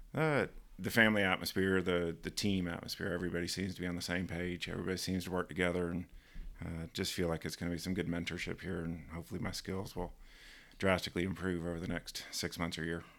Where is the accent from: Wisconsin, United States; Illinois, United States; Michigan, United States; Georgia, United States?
Georgia, United States; accent: American; moved away as an adult; also born or lived in Ontario / Florida / Mississippi; now in Canada; grew up in, uh, mostly in Georgia